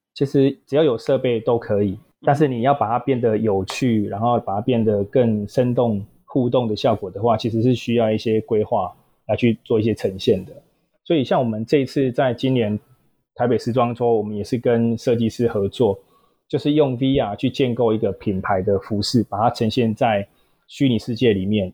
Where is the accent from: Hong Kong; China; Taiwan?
Taiwan; southern Taiwan; 本身南部人啊，所以求学阶段啦，然后也没有到北部，北部过，然后也是土生土长的南部人